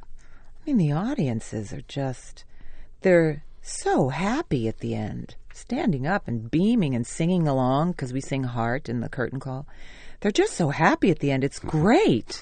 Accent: New York City, New York, United States; also born or lived in Staten Island / Manhattan; I was born in Brooklyn and we lived there till I was 15. And then we moved to Staten Island

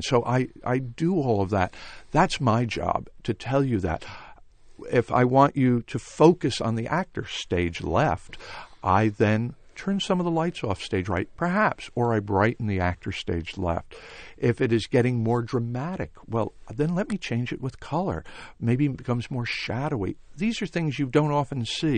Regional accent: Rye, New York, United States; I grew up just outside of New York in a town called Rye, New York

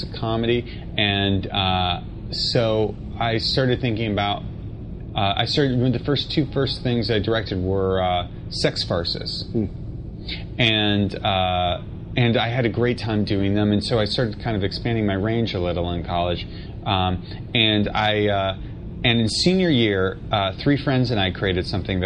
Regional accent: New York City, New York, United States; I grew up in Manhattan

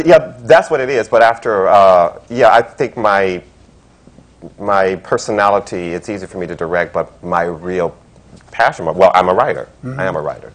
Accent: Frankfort, Kentucky, United States; moved away as an adult; also born or lived in California / Los Angeles; now in New York, United States; from Kentucky. I'm from Frankfort, Kentucky

